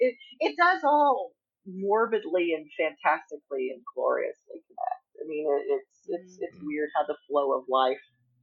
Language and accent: English; the South, United States; I grew up in the South, and we were pretty poor